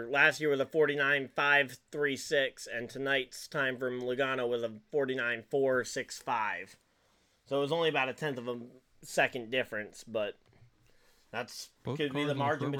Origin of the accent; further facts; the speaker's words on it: Maine, United States; I am literally as far North and East as you can get without going up to Canada.